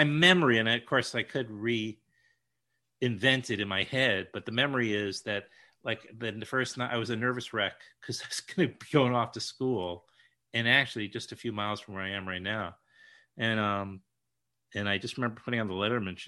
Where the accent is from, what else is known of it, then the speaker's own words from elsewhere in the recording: New York City, New York, United States; as a New Yorker